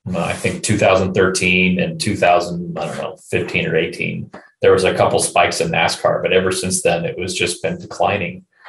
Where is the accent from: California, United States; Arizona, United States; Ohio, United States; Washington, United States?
California, United States; Southern; I grew up in Southern California